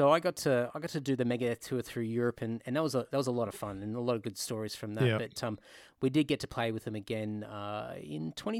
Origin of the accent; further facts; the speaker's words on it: Queensland, Australia; Well, so I was living in Brisbane, so I grew up in Queensland.